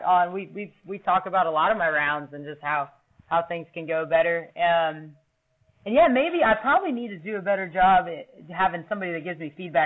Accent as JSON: {"language": "English", "region": "Ohio", "country": "United States", "tie": "born or raised there", "said": "I grew up here in Ohio, three-sport athlete in high school."}